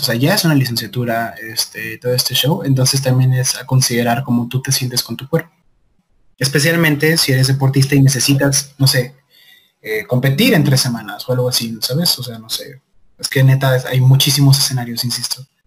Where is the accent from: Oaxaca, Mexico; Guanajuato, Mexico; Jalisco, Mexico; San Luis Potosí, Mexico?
Jalisco, Mexico; Guadalajara; soy de Guadalajara, Jalisco, México, tapatío de corazón.